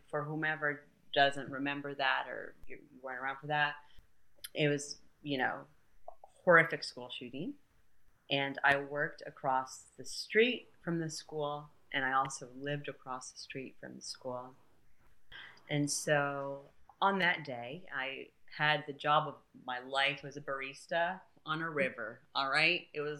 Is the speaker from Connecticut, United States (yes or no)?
yes; Connecticut, United States; moved away as an adult; also born or lived in Brazil / Newtown, Connecticut; now in Tennessee, United States; So, you know, I'm originally from Brazil. Mm-hmm. I moved from Brazil to Connecticut. Mm-hmm. I was raised in Connecticut. My dad's from Tennessee. That's why I'm here.